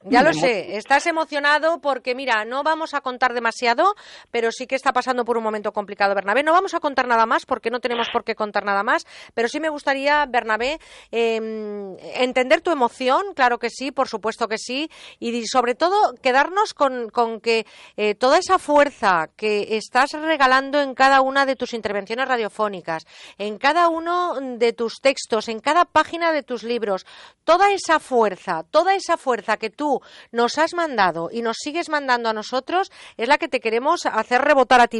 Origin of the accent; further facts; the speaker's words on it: Mediterranean coast, Spain; aquí en mi tierra, desde donde hacemos este programa, porque huele a Mediterráneo, huele a Brea, estamos en esta costa del Mediterráneo